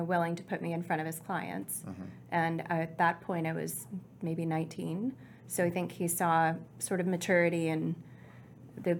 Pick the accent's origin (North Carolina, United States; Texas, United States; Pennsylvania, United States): Texas, United States; Fort Worth; also born or lived in Corpus Christi / Houston; I grew up in Fort Worth, though, really in the city